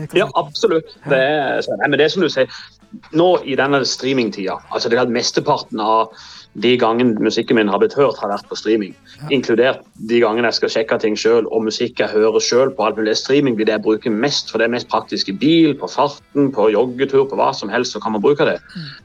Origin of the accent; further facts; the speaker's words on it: Norway; accent: local Norwegian dialect of this district; på min dialekt